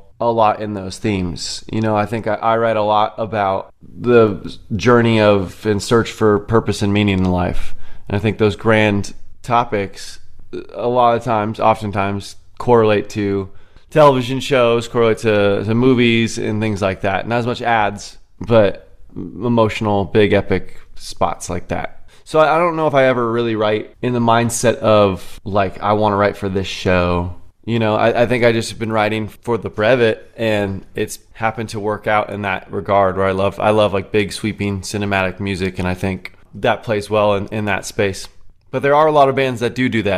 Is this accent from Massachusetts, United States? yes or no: no; Orange County, California, United States; moved away as an adult; now in Tennessee, United States; I grew up in Orange County my entire life and recently moved to Tennessee about a year and a half ago